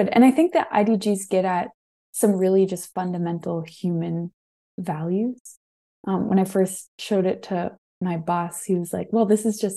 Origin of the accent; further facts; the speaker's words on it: Ohio, United States; born there; also born or lived in Maryland / England; So I moved around a lot um, between Maryland. I was born in Ohio, actually.